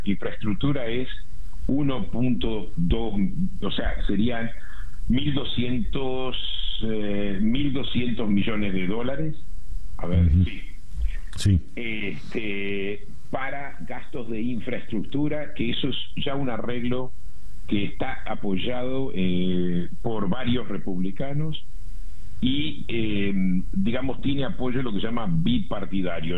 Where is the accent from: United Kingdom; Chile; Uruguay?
Uruguay; moved away; yo crecí en Uruguay